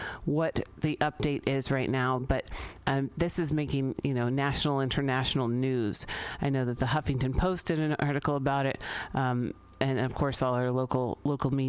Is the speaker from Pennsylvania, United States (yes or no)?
no; San Francisco, California, United States; I grew up here in San Francisco